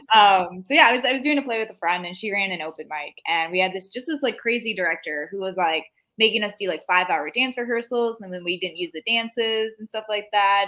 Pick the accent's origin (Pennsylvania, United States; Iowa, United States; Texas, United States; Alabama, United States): Iowa, United States; I grew up in Iowa.